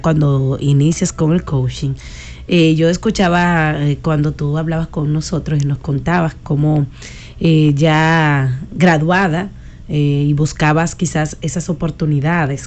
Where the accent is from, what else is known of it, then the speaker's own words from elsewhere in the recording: Sabana Grande de Boyá, Monte Plata, Dominican Republic; cuando era pequeña, yo soy de campo, o sea, yo nací en Sabana Grande de Boya, nosotros jugábamos al espectáculo con mis primos